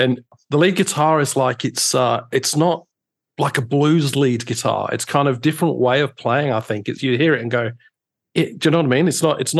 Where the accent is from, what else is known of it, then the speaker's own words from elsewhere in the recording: near Reading, South East England, United Kingdom; I mean, I grew up near Reading, actually, so I would have gone to some gigs in Oxford over the years, places like the Zodiac and the other venues there.